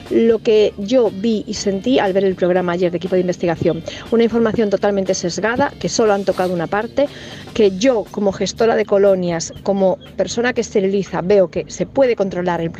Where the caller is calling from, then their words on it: A Coruña, Galicia, Spain; Hola chicos … de La Coruña.